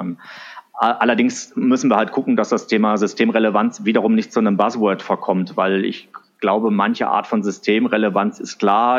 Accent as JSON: {"language": "German", "town": "Wiesbaden", "region": "Hesse", "country": "Germany", "tie": "born or raised there", "also_born_or_lived": "Sindelfingen", "lives_now": "Frankfurt, Germany", "said": "Also geboren und aufgewachsen bin ich in, in Wiesbaden, äh, die Hauptstadt von Hessen"}